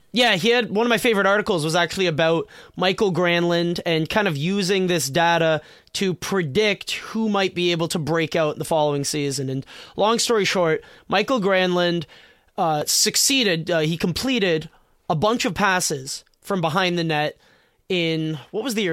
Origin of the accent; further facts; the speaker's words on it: Canada; I'm such a Canadian, I've always pronounced it route